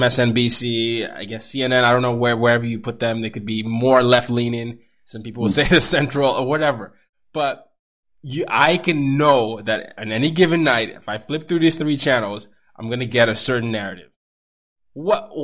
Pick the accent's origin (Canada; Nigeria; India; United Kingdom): Nigeria; I come from a culture. I'm Nigerian